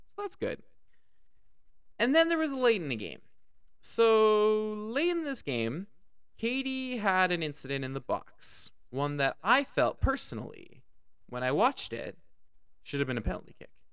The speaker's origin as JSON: {"language": "English", "country": "Canada", "said": "As a Canadian"}